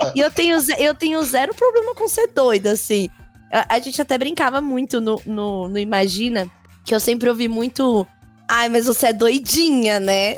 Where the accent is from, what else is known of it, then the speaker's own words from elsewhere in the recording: São Paulo, Brazil; eu venho da Zona Leste daqui de São Paulo, Coab